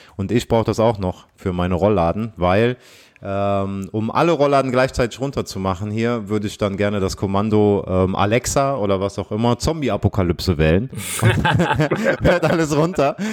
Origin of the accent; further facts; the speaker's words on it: Aachen, North Rhine-Westphalia, Germany; ich komme ja aus Aachen